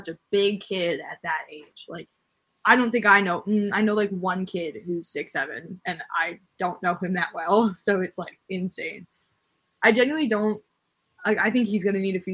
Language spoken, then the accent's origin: English; New Jersey, United States; I'm literally from New Jersey. We have nothing.